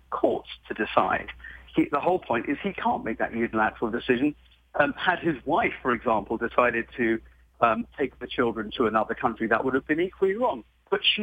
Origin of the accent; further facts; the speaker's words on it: United Kingdom; I'm British, my wife's American.